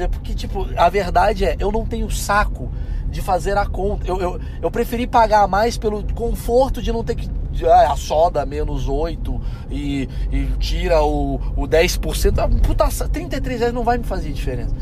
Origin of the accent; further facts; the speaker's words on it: Brazil; eu sou latino, moro no Brasil